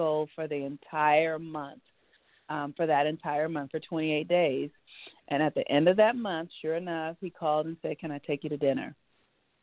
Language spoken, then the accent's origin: English; Los Angeles, California, United States; I grew up in Los Angeles, California. My family is from the South